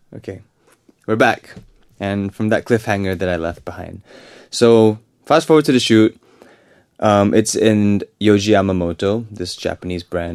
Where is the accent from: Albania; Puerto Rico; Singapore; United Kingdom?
Singapore; I'm from Singapore